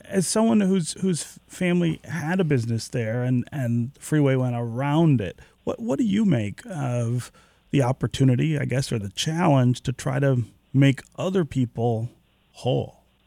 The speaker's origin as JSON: {"language": "English", "town": "Detroit", "region": "Michigan", "country": "United States", "tie": "born or raised there", "said": "you and I are growing up in Detroit in the seventies and eighties"}